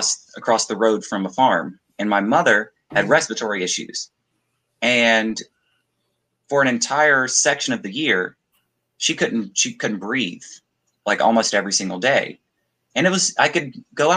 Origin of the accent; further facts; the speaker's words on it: South Georgia, United States; moved away as an adult; now in South Alabama, United States; I'm from South Georgia originally